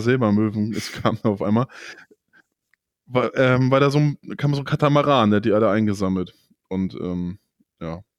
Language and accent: German; Germany; bei uns